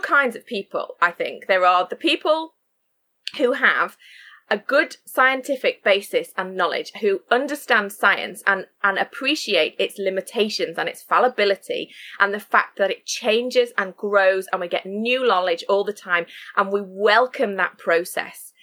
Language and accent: English; Sheffield, Yorkshire and the Humber, United Kingdom; moved away as an adult; also born or lived in Shropshire; I now live and work in Sheffield, which is my hometown